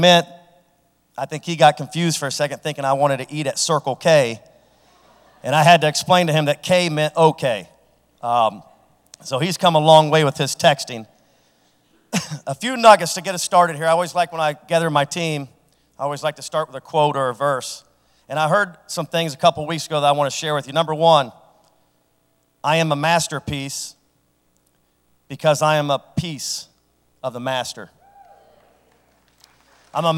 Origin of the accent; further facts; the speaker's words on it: Franklin, Ohio, United States; a guy from Franklin that as a elementary school student had a speech impediment